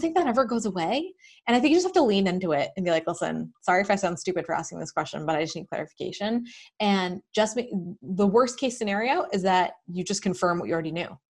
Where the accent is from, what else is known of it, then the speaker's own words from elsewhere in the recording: Manchester, New Hampshire, United States; also born or lived in Bedford, New Hampshire; I grew up in New Hampshire. Um, I'm in Bedford now, and I grew up in Manchester